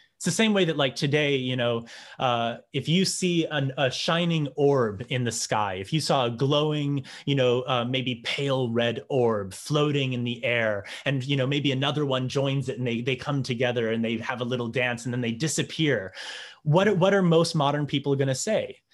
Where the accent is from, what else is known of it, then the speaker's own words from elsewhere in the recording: New Hampshire, United States; I grew up in New Hampshire